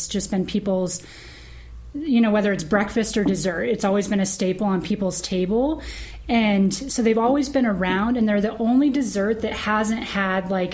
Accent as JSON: {"language": "English", "region": "Northern California", "country": "United States", "moved": "yes", "lives_now": "Los Angeles, United States", "said": "I come from Northern California"}